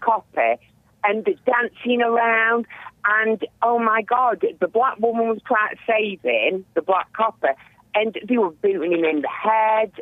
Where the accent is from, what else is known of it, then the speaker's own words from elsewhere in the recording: England, United Kingdom; we're English